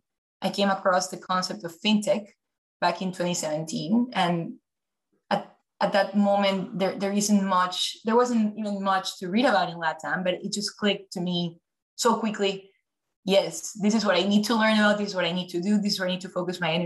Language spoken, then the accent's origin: English; Ecuador; moved away as an adult; also born or lived in New York, United States / Philadelphia, United States; now in Los Angeles, United States; I'm originally from Ecuador, South America. So I was born and raised there, came to the US truly just for college